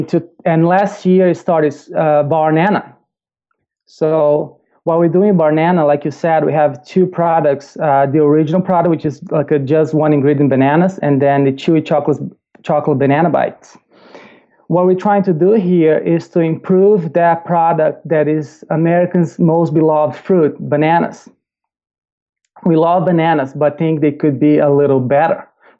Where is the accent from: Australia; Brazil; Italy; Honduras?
Brazil; English is a second language; I am originally from Brazil, if you cannot tell from the accent. grew up in Brazil.